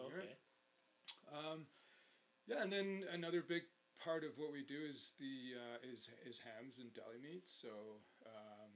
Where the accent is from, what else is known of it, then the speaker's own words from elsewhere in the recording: Canmore, Alberta, Canada; I grew up in Canmore